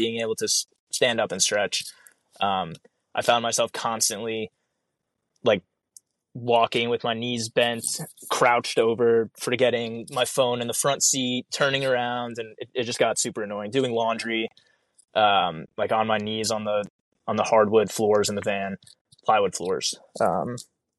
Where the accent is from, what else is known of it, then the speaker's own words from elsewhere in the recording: New York, United States; now in Alaska, United States; I'm from New York, where we get the wet snow too